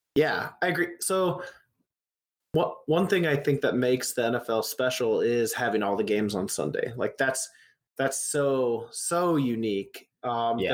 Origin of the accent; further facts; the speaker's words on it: Indianapolis, Indiana, United States; I'm from Indianapolis